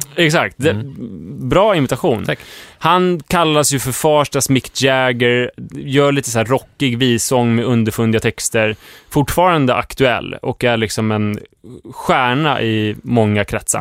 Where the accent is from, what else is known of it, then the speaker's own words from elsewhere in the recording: Stuvsta, Stockholm County, Sweden; hemma i Stuvstavillan